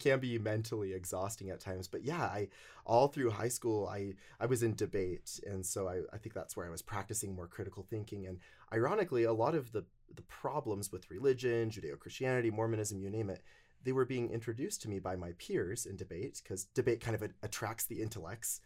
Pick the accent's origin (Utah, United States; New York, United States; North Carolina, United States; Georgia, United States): Utah, United States; North Logan; I grew up in North Logan, Utah.